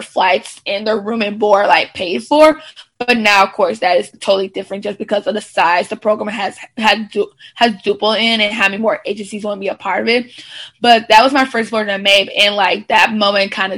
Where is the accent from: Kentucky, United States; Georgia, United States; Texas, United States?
Georgia, United States; Atlanta; I am born and raised in the Atlanta, Georgia area, but really where I'm from is within the metro Atlanta area.